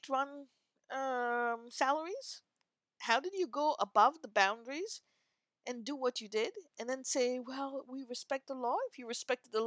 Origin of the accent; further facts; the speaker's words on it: India; now in North America; I am of Indian origin and living in North America